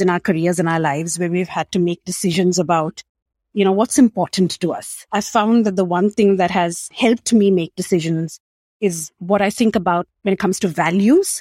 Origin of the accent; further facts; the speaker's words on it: Mumbai, Maharashtra, India; moved away as an adult; also born or lived in Australia; I grew up in Mumbai, India, small city, 22 million people